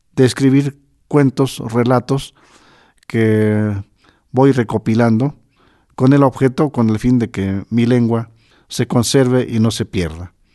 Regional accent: Totontepec Villa de Morelos, Oaxaca, Mexico; moved away; Mi orgullo es haber nacido en mi pueblo Totontepec. Yo soy mije donde quiera

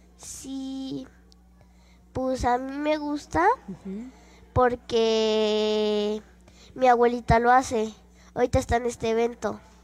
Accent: Tlaquilpa, Veracruz, Mexico; now in Mexico City, Mexico; vivo acá en la Ciudad de México, pero nací en Tlaquilpa, Veracruz.

